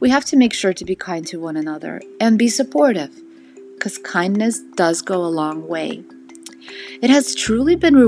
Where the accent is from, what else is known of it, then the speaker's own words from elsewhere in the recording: Southern California, United States; also born or lived in St. Petersburg, Russia; I was born in St. Petersburg, Russia, immigrated to Southern California at age 7, and never left the sunny state